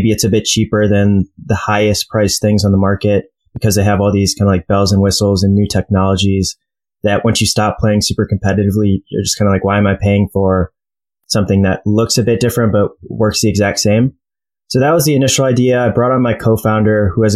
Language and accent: English; Detroit, Michigan, United States; moved away as an adult; also born or lived in New York / Cleveland / Philadelphia / Chicago; So I was born in New York, lived there for like a year or two, moved to Cleveland, lived there until I was about eight, then moved to Detroit. I was there until the end of high school